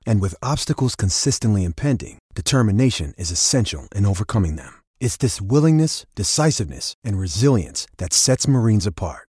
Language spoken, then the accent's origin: English; Pittsburgh, Pennsylvania, United States; I grew up in Pittsburgh for the bulk of my life